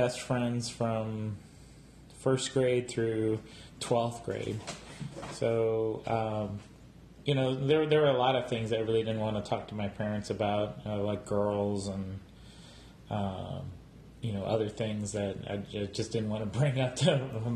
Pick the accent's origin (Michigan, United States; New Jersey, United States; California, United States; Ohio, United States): Ohio, United States; Strongsville; I grew up actually right outside Cleveland in Strongsville, Ohio